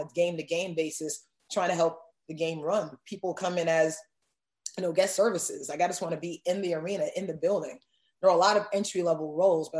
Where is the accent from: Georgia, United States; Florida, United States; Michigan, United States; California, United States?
Florida, United States; Miami; moved away as an adult; now in Atlanta, United States; Growing up in Miami